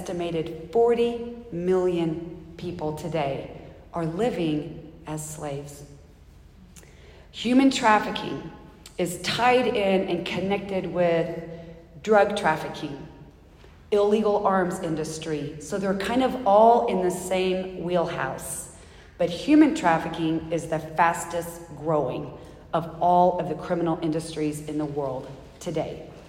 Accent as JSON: {"language": "English", "region": "the South", "country": "United States", "said": "I'm from the South. I've never even heard of bagpipes."}